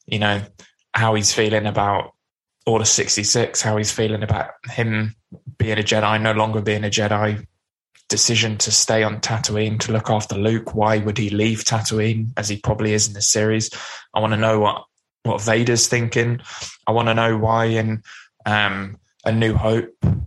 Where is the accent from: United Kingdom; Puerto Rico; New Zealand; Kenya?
United Kingdom; over in the UK